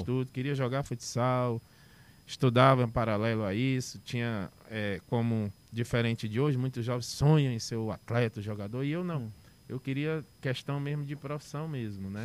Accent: Fortaleza, Ceará, Brazil; Eu sou da, daqui de Fortaleza, uhum. do um bairro chamado Joseval

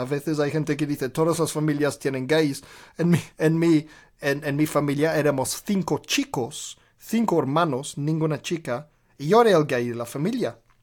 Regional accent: Birmingham, West Midlands, United Kingdom; Spanish is a second language; moved away; en Birmingham, donde nací, en Inglaterra, desde los cinco años de edad hasta los 18 años de edad

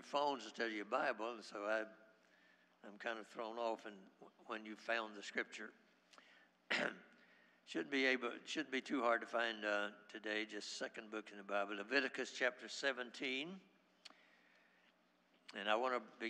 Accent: Haines City, Florida, United States; I grew up in Haines City, and back in those days, we didn't have a hospital

